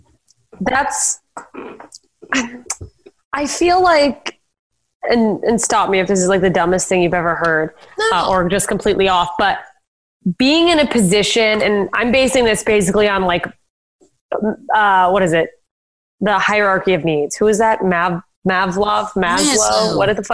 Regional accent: South Dakota, United States; growing up in South Dakota where they're like, yeah, I met a gay guy once

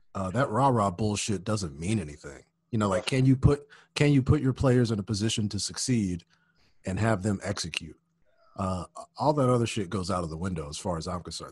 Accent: Birmingham, Alabama, United States; moved away; I'm from Birmingham, Alabama

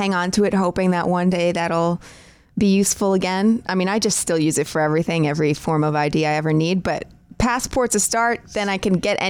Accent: New York, United States; I mean, I'm still a New Yorker.

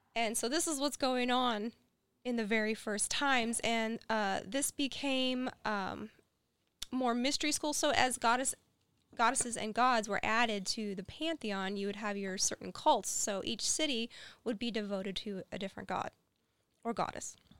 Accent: West Virginia, United States; We're from West Virginia

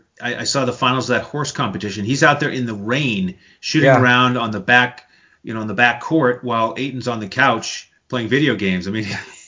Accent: New England, United States; growing up in New England

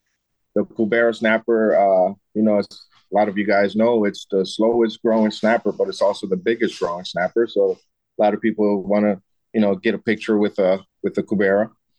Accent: Midwest, United States; moved away as an adult; also born or lived in Costa Rica / Florida; I'm a native Costa Rican, but I grew up in the Midwest to graduated high school. And then right out of high school, I moved to Florida. So I've been in Florida for like the past, I want to say right around 20 years, mainly the Keys from Isla Morada all the way to Key West.

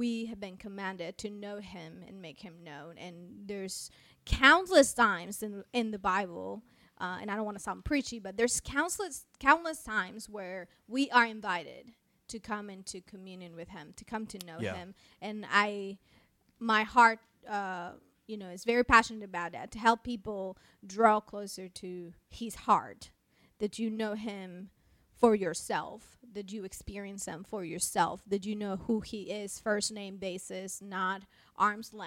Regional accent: Mexico; first language Spanish; English is a second language; moved away as an adult; also born or lived in United States; I am originally from Mexico. Born and raised, and I moved to the United States to go to school

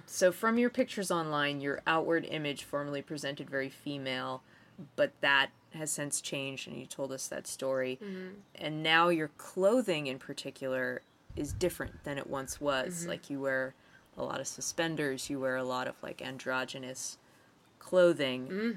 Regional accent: Massachusetts, United States; moved away as an adult; also born or lived in Pittsburgh, Pennsylvania; I just moved back to Massachusetts, and I'm from Massachusetts.

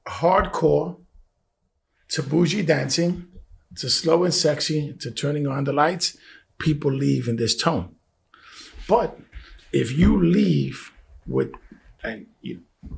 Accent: Bronx, New York, United States; You know, listen. I'm from the Bronx. I'm Puerto Rican.

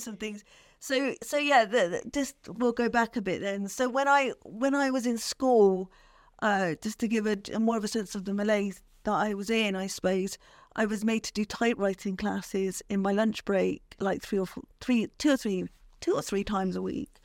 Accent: Bristol, South West England, United Kingdom; grew up in Bristol, from Bristol

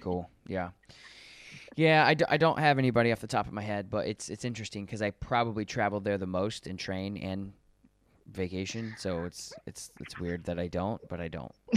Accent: Colorado, United States; moved away; I'm from Col- I was born in Colorado

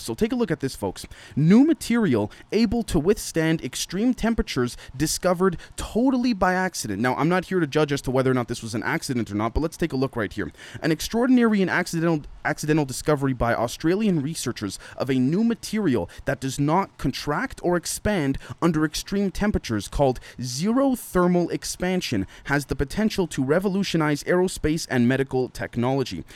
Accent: Canada; a Canadian living in Canada

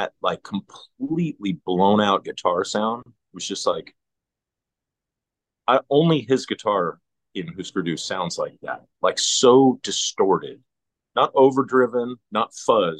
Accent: Canada; as a Canadian

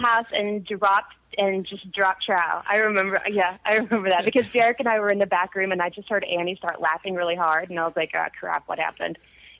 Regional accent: Arlington, Texas, United States; I'm from Arlington, Texas, and it's not a terribly small town at all, but it is very ridden by high school football and high school sports

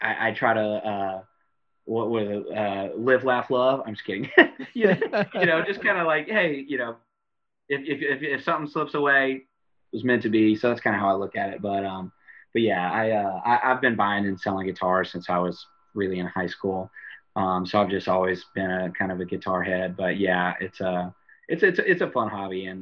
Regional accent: Baton Rouge, Louisiana, United States; growing up in Baton Rouge

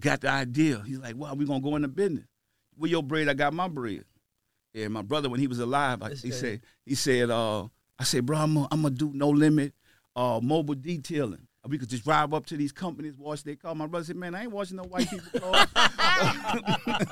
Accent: the South, United States; I'm from the South

